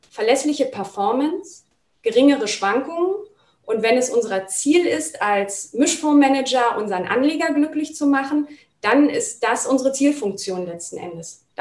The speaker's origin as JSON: {"language": "German", "region": "Berlin", "country": "Germany", "tie": "born or raised there", "said": "Und als ich wieder in meine Heimatstadt nach Berlin zurückgekehrt bin"}